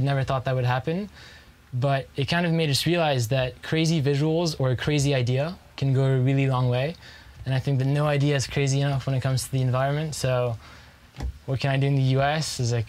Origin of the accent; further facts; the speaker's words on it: Indonesia; we grew up in Indonesia, and it's just such a beautiful place.